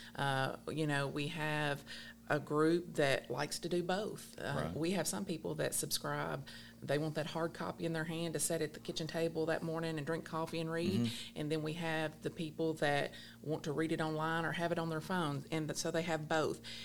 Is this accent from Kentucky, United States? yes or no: yes; Allen County, Kentucky, United States; I was born and raised here in Allen County